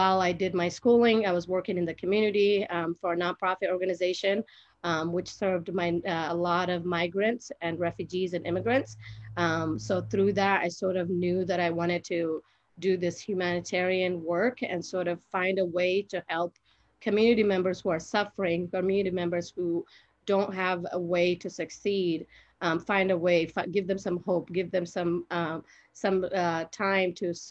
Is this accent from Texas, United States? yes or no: no; Salt Lake City, Utah, United States; also born or lived in Somalia / Kenya; I grew up in Rose Park. I went to West High School.